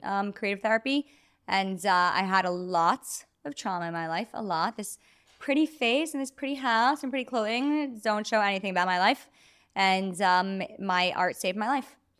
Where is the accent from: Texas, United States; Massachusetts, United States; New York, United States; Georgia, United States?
New York, United States; New York City; I am from Brooklyn, New York, Jewish community, um, sixth generation New Yorker